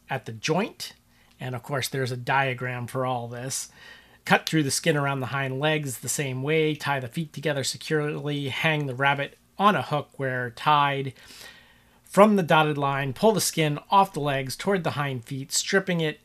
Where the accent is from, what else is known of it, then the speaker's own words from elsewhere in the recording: Cincinnati, Ohio, United States; where I grew up in Cincinnati, Ohio